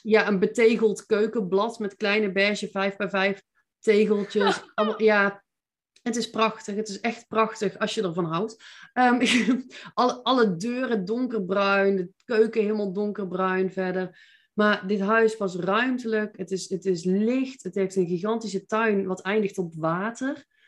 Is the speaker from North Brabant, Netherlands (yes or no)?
yes; Veldhoven, North Brabant, Netherlands; moved away as an adult; also born or lived in Eindhoven; now in Nijmegen, Netherlands; Ik ben eh, geboren en getogen in Veldhoven